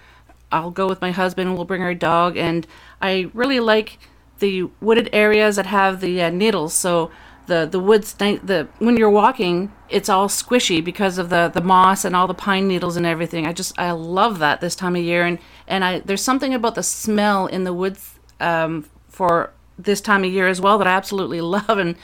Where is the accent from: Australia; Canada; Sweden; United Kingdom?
Canada; And you know, even though I'm a Canadian, I still don't enjoy winter.